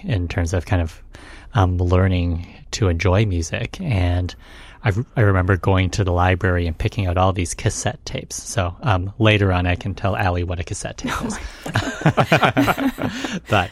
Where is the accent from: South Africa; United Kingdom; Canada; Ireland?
Canada; Edmonton, Alberta; now in United States; when I was growing up in Edmonton, the farthest Canadian city from the American border